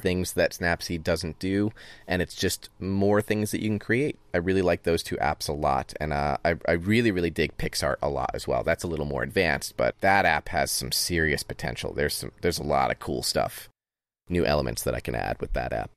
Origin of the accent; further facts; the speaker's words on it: Northeast, United States; I grew up with it in the Northeast